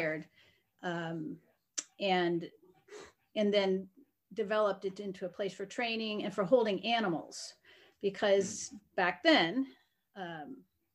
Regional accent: Connecticut and Vermont, New England, United States; moved away as an adult; also born or lived in Arkansas / Northeast Kansas; now in Kansas, United States; Connecticut and Vermont is where I was raised

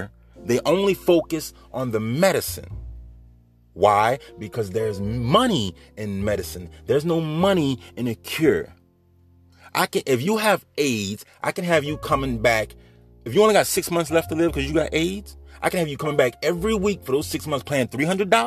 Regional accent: Bridge City, Louisiana, United States; also born or lived in Baton Rouge, Louisiana / New Orleans, Louisiana; I was born right here in Louisiana. You hear me? Baton Rouge, Louisiana, to be exact. Moved to New Orleans as a child, raised in Bridge City.

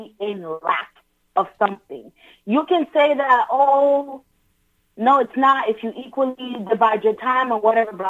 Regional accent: New York City, New York, United States; I'm from Brooklyn

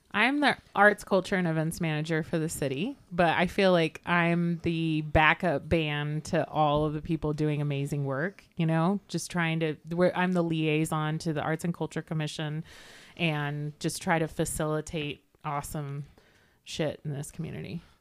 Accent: Sparks, Nevada, United States; also born or lived in Texas; I'm from Sparks, Nevada.

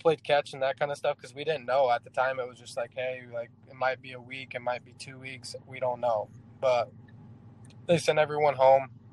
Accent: Indianapolis, Indiana, United States; my hometown ones with the skyline of Indianapolis and the 317 on the back

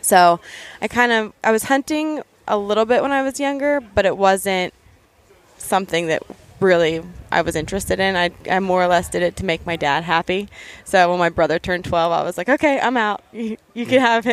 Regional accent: Western Pennsylvania, United States; I grew up here in Western Pennsylvania

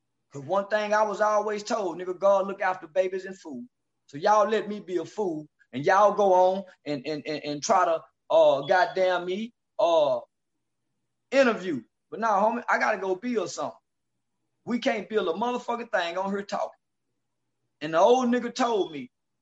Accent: the South, United States; I'm from the South.

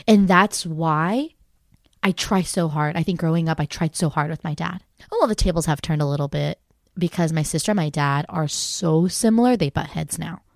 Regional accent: United States; I just always felt like being Korean American.

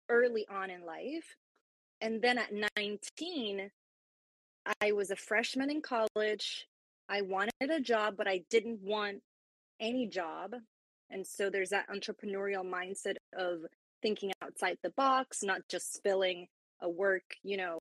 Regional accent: Puerto Rico; now in Florida, United States; I am from Puerto Rico, but now transplanted in the U.S. here in Florida. And so I speak Spanish as well.

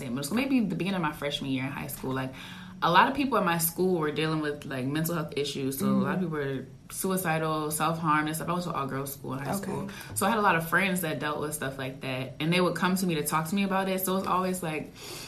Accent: Baltimore, Maryland, United States; I'm from Maryland, Baltimore, Maryland

